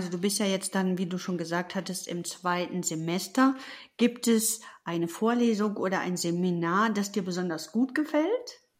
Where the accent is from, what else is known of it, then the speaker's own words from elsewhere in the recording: North Rhine-Westphalia, Germany; Ich darf das sagen als Westfälin.